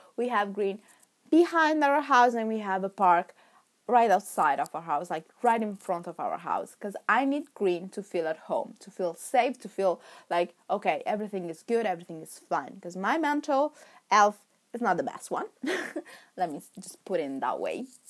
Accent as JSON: {"language": "English", "town": "Milan", "region": "Lombardy", "country": "Italy", "first_language": "Italian", "second_language": "English", "moved": "as an adult", "lives_now": "England", "said": "I came from Milan"}